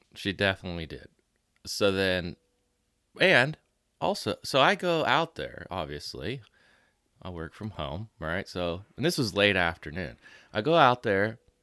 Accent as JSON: {"language": "English", "area": "near Pittsburgh", "region": "Pennsylvania", "country": "United States", "tie": "born or raised there", "said": "I grew up closer"}